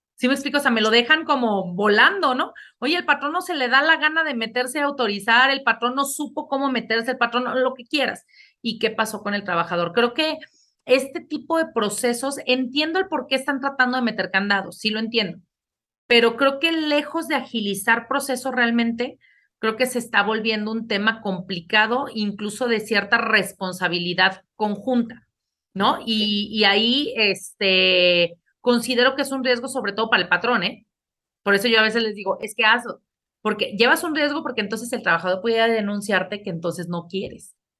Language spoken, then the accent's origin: Spanish; Mexico; como mexicanos